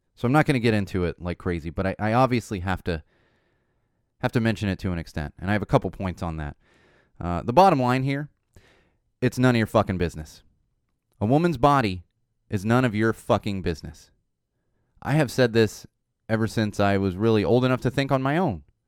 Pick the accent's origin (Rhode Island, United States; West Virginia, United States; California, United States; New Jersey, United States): California, United States; Poway; growing up in San Diego, uh, Poway specifically